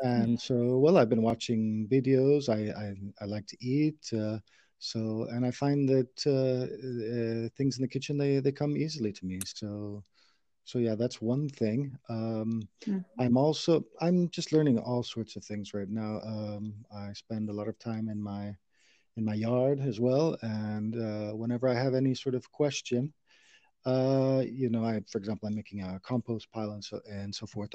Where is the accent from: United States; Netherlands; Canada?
United States; St. Louis, Missouri; moved away as an adult; now in Spain; I'm from St. Louis, Missouri, in the United States, where I, I lived um, a lot of my childhood